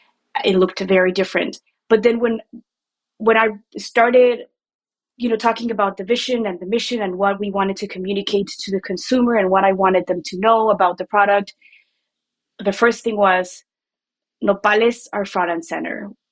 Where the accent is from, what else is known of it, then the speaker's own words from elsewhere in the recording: Mexico City, Mexico; moved away as an adult; now in Chicago, United States; I grew up in Mexico City. And I moved here 12 years ago. I moved to Chicago 12 years ago.